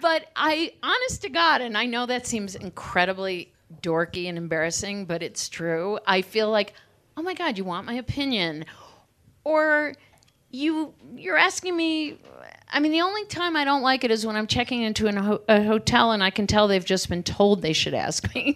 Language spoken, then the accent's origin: English; Cleveland, Ohio, United States; I grew up in Cleveland in the suburbs